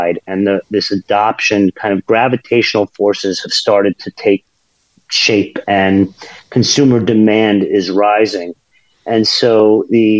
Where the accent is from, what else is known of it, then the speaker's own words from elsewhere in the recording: United States; As an American